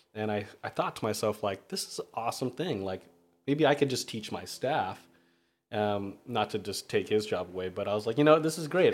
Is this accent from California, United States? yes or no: yes; Redondo Beach, California, United States; I'm from Redondo Beach. Um, I moved there maybe grade school, so I'd like to say that's my hometown